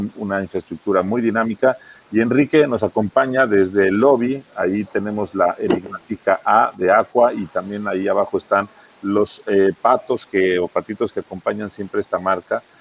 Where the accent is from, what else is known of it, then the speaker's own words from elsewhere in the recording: Mexico; todos los que somos de México